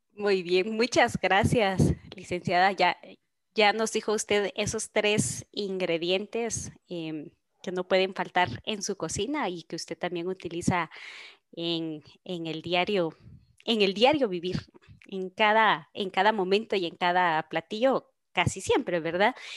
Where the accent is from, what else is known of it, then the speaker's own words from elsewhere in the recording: Guatemala; nosotros como guatemaltecos